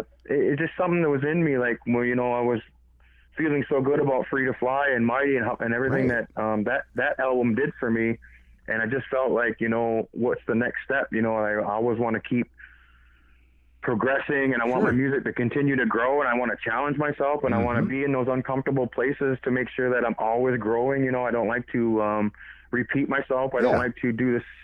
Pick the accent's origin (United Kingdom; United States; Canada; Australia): Canada; Six Nations of the Grand River, Ontario; also born or lived in Toronto; I'm Mohawk from Six Nations